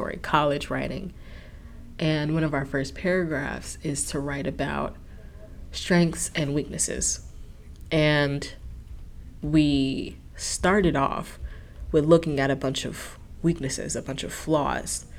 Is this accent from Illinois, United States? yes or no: yes; Chicago, Illinois, United States; now in Ohio, United States; I'm in Ohio now and I'm from Chicago